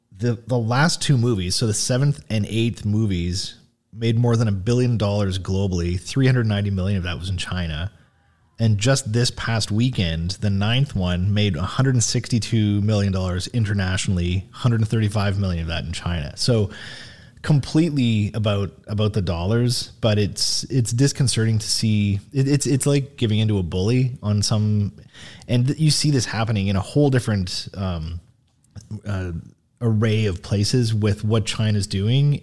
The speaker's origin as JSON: {"language": "English", "town": "Sault Ste. Marie", "region": "Ontario", "country": "Canada", "tie": "born or raised there", "said": "I'm from Sault Ste. Marie"}